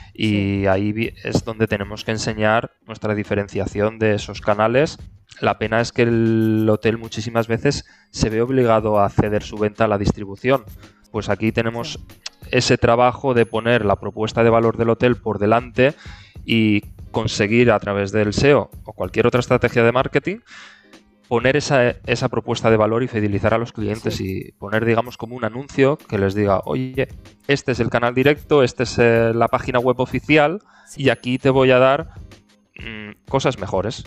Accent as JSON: {"language": "Spanish", "town": "Benidorm", "region": "Valencian Community", "country": "Spain", "said": "yo soy de, de Benidorm"}